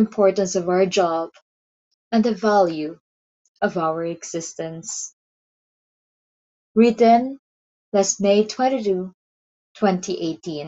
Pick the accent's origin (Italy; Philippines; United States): Philippines; my life as a teacher and as a writer and as a Filipina